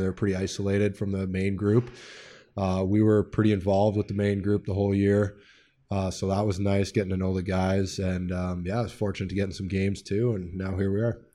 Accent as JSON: {"language": "English", "town": "Edmonton", "region": "Alberta", "country": "Canada", "tie": "born or raised there", "moved": "yes", "said": "made my way through the minor hockey system there in Edmonton"}